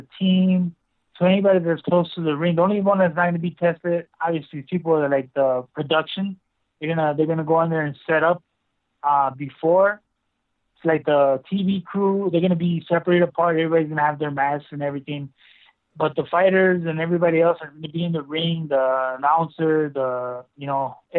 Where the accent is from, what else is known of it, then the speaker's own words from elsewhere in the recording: Pátzcuaro, Michoacán, Mexico; here in my hometown of Pátzcuaro, Michoacán